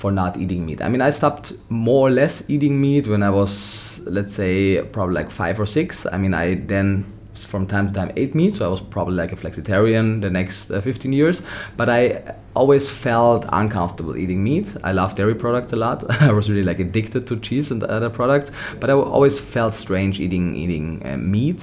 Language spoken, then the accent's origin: English; Austria; also born or lived in Vienna; I was born and raised in Austria